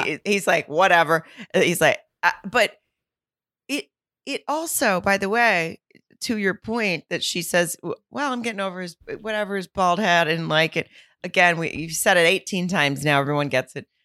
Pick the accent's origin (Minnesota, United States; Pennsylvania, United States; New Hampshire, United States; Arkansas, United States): Arkansas, United States; Fayetteville; right outside of my hometown of Fayetteville